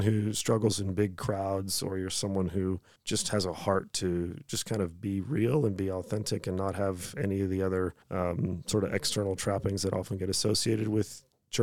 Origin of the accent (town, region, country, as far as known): United States; moved away as an adult; now in Australia